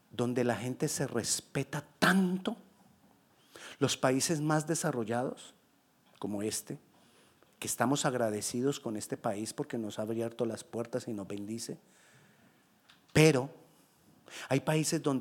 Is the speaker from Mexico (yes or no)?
no; Colombia; Yo soy colombiano y ¿qué puedo hacer? Ya. Y lo seré toda la vida. Así hablemos mucho inglés.